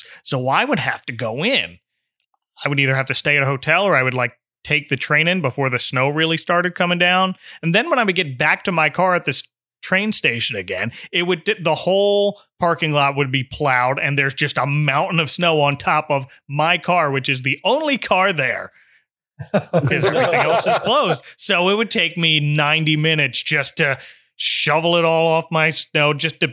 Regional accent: New Jersey, United States; moved away as an adult; also born or lived in Pennsylvania; now in Florida, United States; I grew up in New Jersey

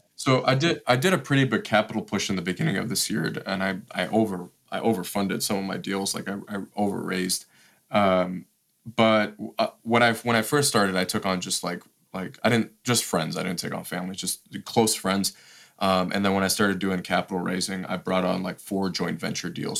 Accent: Detroit, Michigan, United States; moved away as an adult; also born or lived in Washington, D.C.; I grew up in Detroit

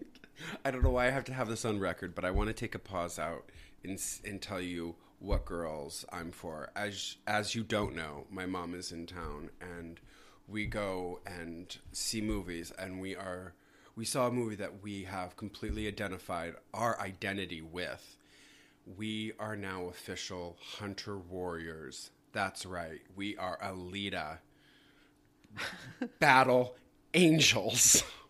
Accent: Michigan, United States; born or raised there

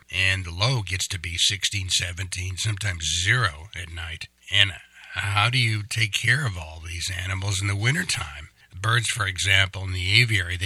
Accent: Kansas, United States; I was born in Kansas and grew up in Kansas

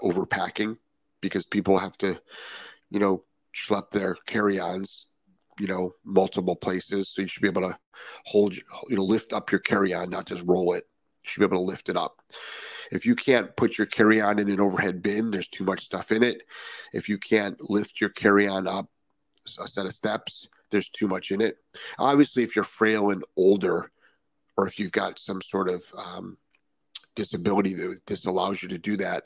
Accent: Ohio, United States; also born or lived in southern Florida; now in Florida, United States; I'm from Ohio, where we had lots of snow, and it often we couldn't fly back into Cleveland

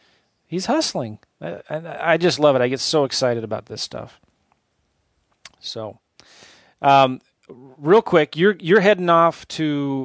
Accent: San Diego, California, United States; I grew up in San Diego, and I remember going to Temecula

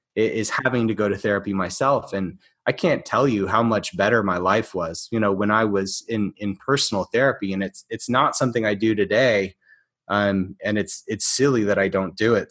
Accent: Alabama, United States; I got offered a post at a university in my home in my home state of Alabama.

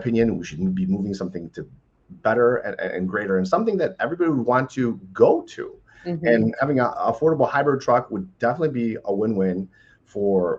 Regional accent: United States; as the American people

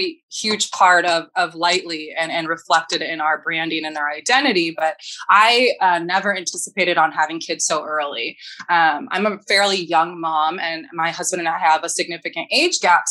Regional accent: East Lansing, Michigan, United States; moved away as an adult; also born or lived in California / Switzerland / Baku, Azerbaijan; I'm originally from East Lansing. That's where I was born. So I'm a Midwest girl.

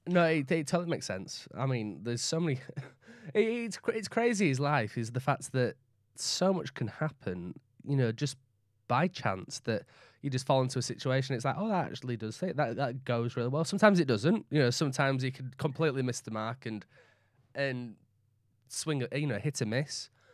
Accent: Leeds, Yorkshire and the Humber, United Kingdom; accent: Northern; also born or lived in West Bromwich / Barnsley / York; I was born in West Bromwich. I moved to Leeds when I was five. I moved then from Leeds to around, like, Barnsley and York and around the Yorkshire area

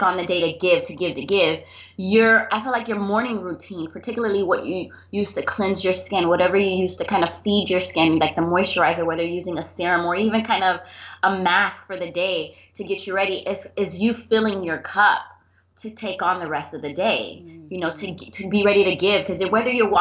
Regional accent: Miami, Florida, United States; I was born and raised here in Miami, South Florida

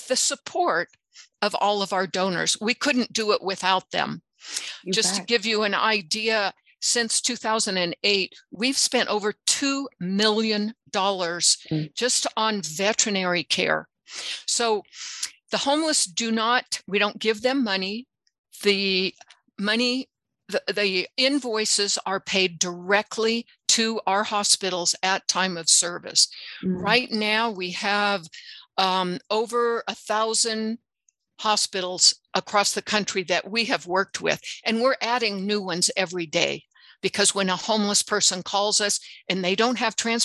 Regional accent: United States; like so many other Americans

